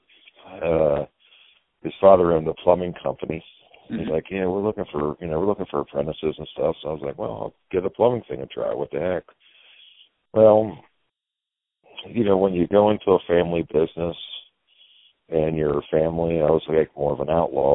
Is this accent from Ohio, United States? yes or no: yes; Cincinnati, Ohio, United States; I was born and raised in Cincinnati, Ohio, and I was raised on the west side of Cincinnati